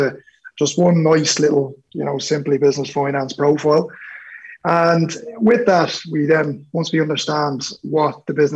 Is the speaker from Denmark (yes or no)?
no; Dublin, Leinster, Ireland; I'm originally from Dublin 12